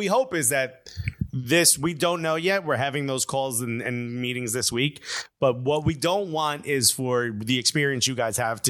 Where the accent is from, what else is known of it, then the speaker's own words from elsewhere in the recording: New York area, United States; accent: a little Puerto Rican; I'm Cuban, but I sound a little Puerto Rican. I'm from the New York area